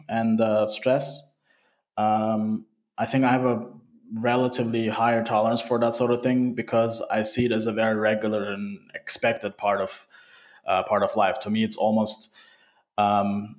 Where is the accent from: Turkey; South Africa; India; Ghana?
Turkey; also born or lived in Sweden / Canada; now in Vienna, Austria; I was born and raised in Turkey